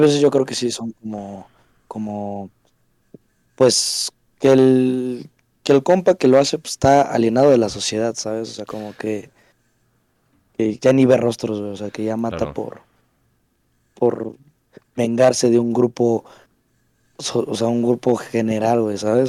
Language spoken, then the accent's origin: Spanish; Mexico; yo lo digo como mexicano